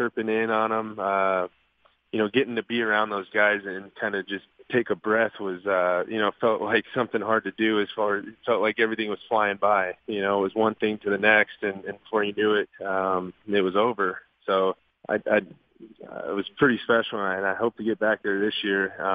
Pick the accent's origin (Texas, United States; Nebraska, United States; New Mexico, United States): New Mexico, United States; Albuquerque; also born or lived in Fort Walton Beach, Florida / Edgewood, New Mexico; I did wind up doing a lot of my growing up in Albuquerque or just outside of in Edgewood